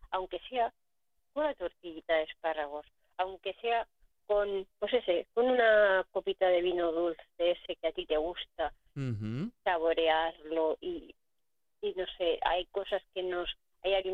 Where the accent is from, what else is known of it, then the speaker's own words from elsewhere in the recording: Huesca, Aragon, Spain; now in Reus, Spain; Que yo vivo en Reus. yo soy de Huesca, del Somontano.